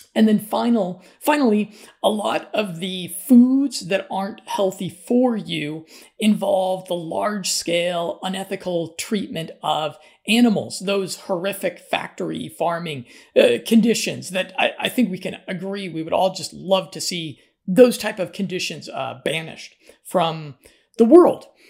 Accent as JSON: {"language": "English", "region": "Colorado", "country": "United States", "said": "I'm from Colorado"}